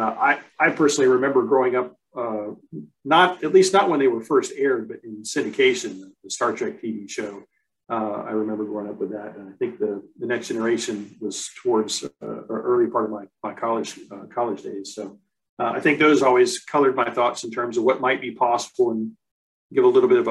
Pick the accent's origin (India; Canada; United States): United States; My dad was in the military, so I've lived all over the U.S.